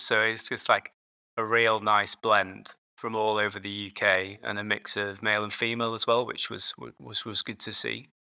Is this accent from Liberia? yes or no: no; Yorkshire and the Humber, United Kingdom; moved away as an adult; also born or lived in London; now in Edinburgh, United Kingdom; I grew up in Yorkshire, so just about three hours north of London. Um, so yeah, a, all my life in, in, in Yorkshire